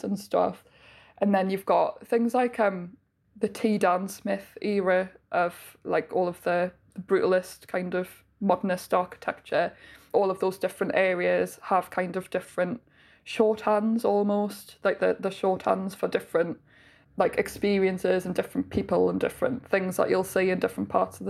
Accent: Gateshead, North East England, United Kingdom; accent: Geordie; now in Newcastle, United Kingdom; I'm from Gateshead. Live currently in Newcastle

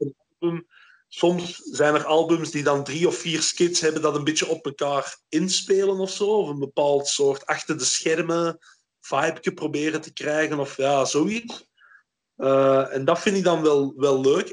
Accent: Flanders, Belgium; also born or lived in Antwerp; toen ik opgroeide was, was België nog een belastingparadijs voor Hollanders. Dus eh, hier in Torp, vlak over de grens

